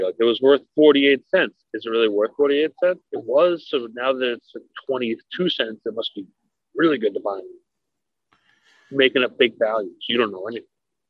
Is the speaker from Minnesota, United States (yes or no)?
yes; Minneapolis, Minnesota, United States; I grew up in Minneapolis. He was my little league coach.